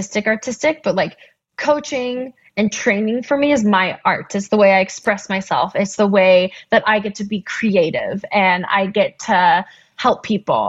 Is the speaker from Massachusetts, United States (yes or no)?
no; Boulder, Colorado, United States; I grew up in Boulder